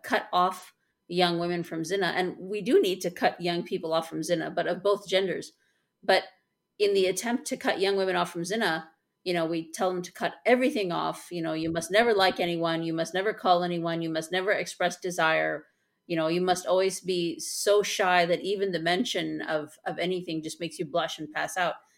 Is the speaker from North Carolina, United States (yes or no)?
no; Chicago, Illinois, United States; I am from Chicago